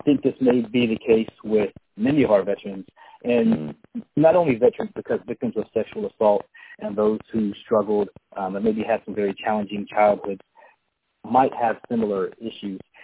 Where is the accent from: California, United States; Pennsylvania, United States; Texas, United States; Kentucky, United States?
California, United States; San Diego; I was born and raised in San Diego.